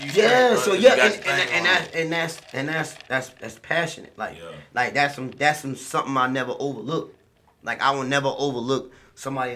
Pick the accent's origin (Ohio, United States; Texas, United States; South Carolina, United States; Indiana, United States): South Carolina, United States; Jacksonboro; I came from a very, very small town